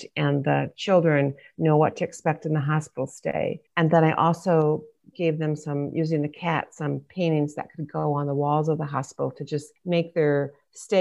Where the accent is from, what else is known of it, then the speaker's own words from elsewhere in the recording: Michigan, United States; moved away as an adult; I ended up moving 1,000 miles from Michigan, my home state